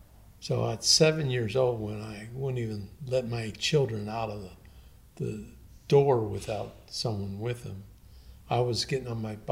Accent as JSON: {"language": "English", "town": "Indianapolis", "region": "Indiana", "country": "United States", "tie": "born or raised there", "also_born_or_lived": "Chicago, Illinois / Miami, Florida", "said": "I was born in Chicago. When I was 2, my family moved to Indianapolis, Indiana."}